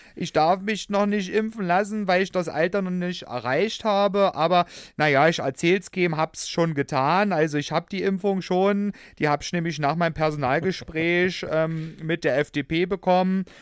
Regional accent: Hoyerswerda, Saxony, Germany; accent: Saxon; ich komme ja aus Sachsen gebürtig, mhm. ja, auch wenn Hoyerswerda schon Rand Brandenburg ist, aber ich nehme mal den sächsischen mhm. Dialekt

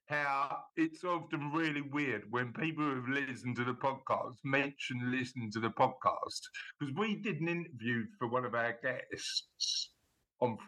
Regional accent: London, United Kingdom; we're from the East End of London

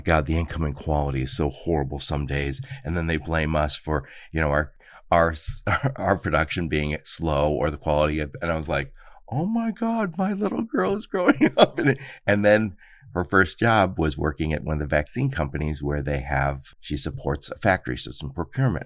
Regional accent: Dearborn, Michigan, United States; moved away; I grew up in Dearborn

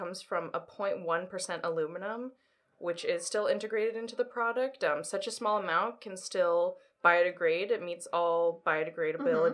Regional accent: Los Angeles, California, United States; moved away as an adult; now in New York, United States; I grew up in Los Angeles, moved out to New York for school.

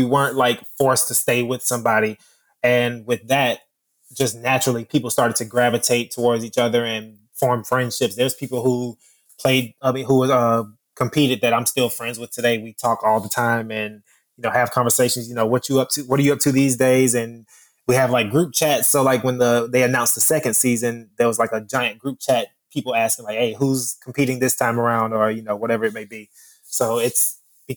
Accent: Miami, Florida, United States; I'm from Miami

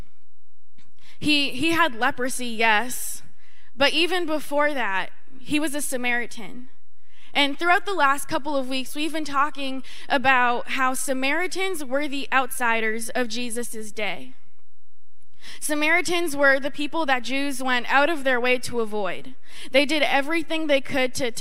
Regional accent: North Shore of Boston, Massachusetts, United States; I'm from the North Shore of Boston

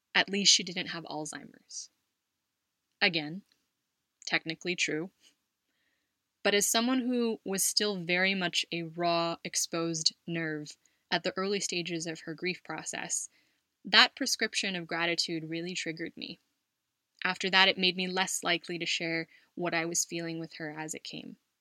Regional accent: Los Angeles, California, United States; moved away as an adult; now in Spain; My parents, my sister, and I lived in Los Angeles, and I would look forward to our visits to my Lolo and Lola and our family in the Bay Area every Thanksgiving

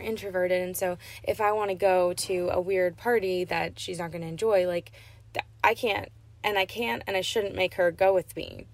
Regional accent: Portland, Maine, United States; moved away; being from a cool city like portland maine

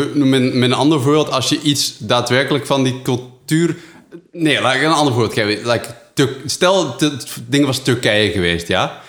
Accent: Netherlands; also born or lived in Flanders; now in Belgium; als Nederlander in Vlaanderen

